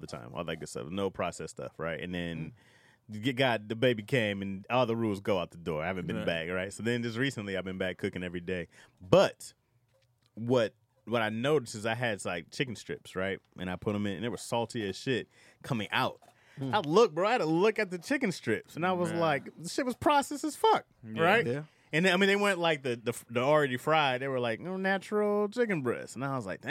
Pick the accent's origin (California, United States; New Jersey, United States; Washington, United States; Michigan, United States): Michigan, United States; Lansing; moved away; my county, where I grew up in Lansing. Ingham County